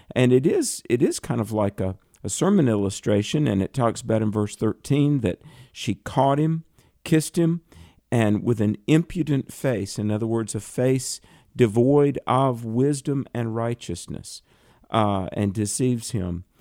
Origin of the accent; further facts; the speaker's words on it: the South, United States; I'm from the South